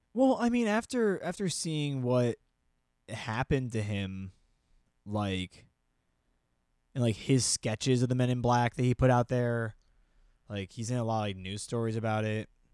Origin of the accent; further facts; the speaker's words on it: New Jersey, United States; I'm from New Jersey